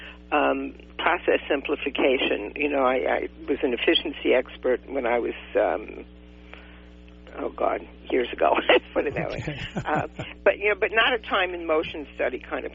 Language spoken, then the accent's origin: English; New York City, New York, United States; moved away as an adult; now in California, United States; I was born and raised in New York City